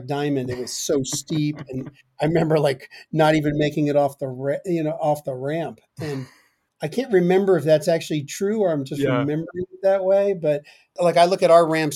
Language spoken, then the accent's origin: English; Chester, New Jersey, United States; moved away; I grew up in northern New Jersey in a town called Chester.